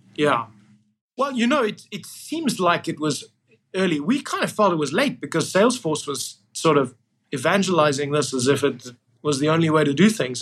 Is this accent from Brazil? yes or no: no; Cape Town, Western Cape, South Africa; moved away as an adult; also born or lived in Port Elizabeth, South Africa / United Kingdom / United States; I was born there, and then we moved uh, to Port Elizabeth, and then I, I mainly grew up in Cape Town